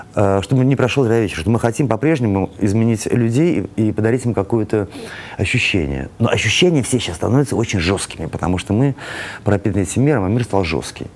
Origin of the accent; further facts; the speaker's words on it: Saint Petersburg, Russia; moved away; мы же из Питера все